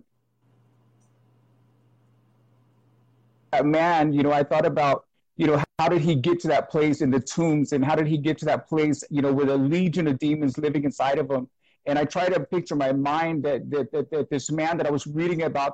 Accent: Brentwood, California, United States; I'm from Brentwood, California. It's about 40 minutes outside of San Francisco

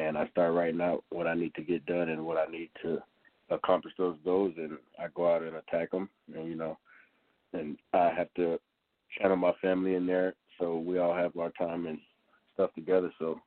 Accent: Florida, United States; also born or lived in Rochester, New York; now in Colorado Springs, United States; I was born in New York, raised in Florida

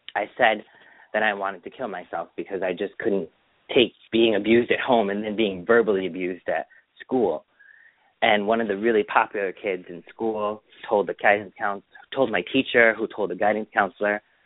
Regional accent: Springfield, Massachusetts, United States; also born or lived in Feeding Hills, Massachusetts; we moved from Springfield to um Feeding Hills, Mass in 1985

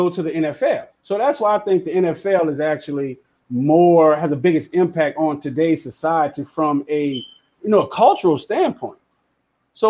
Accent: New Orleans, Louisiana, United States; now in Dallas, United States; I'm from New Orleans

